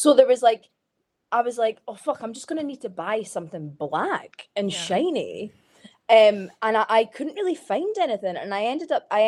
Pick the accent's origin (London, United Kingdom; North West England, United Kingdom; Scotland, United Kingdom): Scotland, United Kingdom; now in Manchester, United Kingdom; everyone found out I was Scottish.